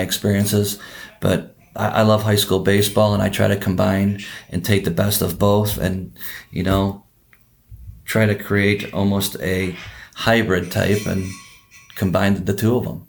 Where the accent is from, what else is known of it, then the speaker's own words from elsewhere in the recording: Oconomowoc, Wisconsin, United States; I grew up in Oconomowoc.